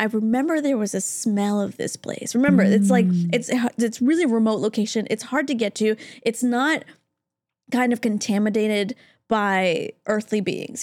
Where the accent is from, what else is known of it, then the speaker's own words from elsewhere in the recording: Canada; now in Los Angeles, United States; I, as a Canadian